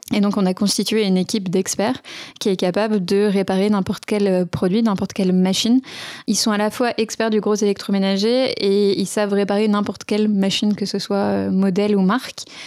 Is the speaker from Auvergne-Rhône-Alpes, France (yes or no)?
yes; Sevelinges, Auvergne-Rhône-Alpes, France; je viens d'un petit village qui s'appelle Sevelinge, qui est pas très loin de Roanne, qui est lui-même pas très loin de Lyon